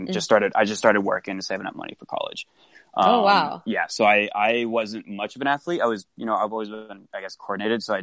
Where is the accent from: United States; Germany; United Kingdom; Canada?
United States; Johnson County, Kansas; moved away as an adult; also born or lived in Pittsburg, Kansas; born and raised in an area called Johnson County